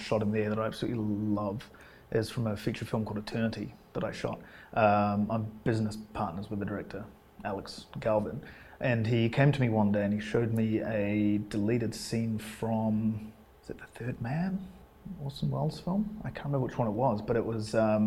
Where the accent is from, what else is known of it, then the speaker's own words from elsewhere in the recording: England, United Kingdom; also born or lived in Scotland; now in Wellington, New Zealand; I grew up in England. I was born in Scotland, and I grew up in England